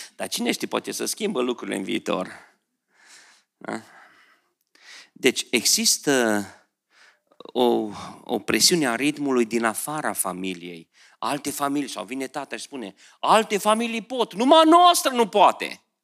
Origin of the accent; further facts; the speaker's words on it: Beclean, Bistrița-Năsăud, Romania; moved away as an adult; also born or lived in Oradea; Eu am, m-am născut lângă Someș acolo, în Beclian, da? La 5 ani în vacanța când trebuia să me, ă, intrăm la grădiniță în grupa mare, la 5 ani mergeam cu prieteni la Someș